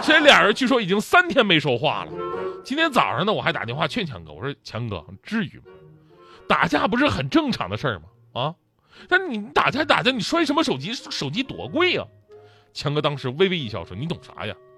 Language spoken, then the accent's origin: Chinese; China; 我们中国人